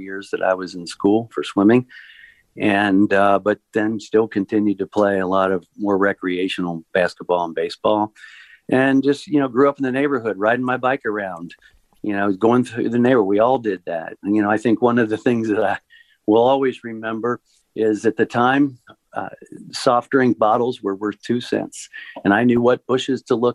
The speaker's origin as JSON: {"language": "English", "town": "Cincinnati", "region": "Ohio", "country": "United States", "tie": "born or raised there", "also_born_or_lived": "Chicago", "said": "born and raised in Cincinnati, Ohio"}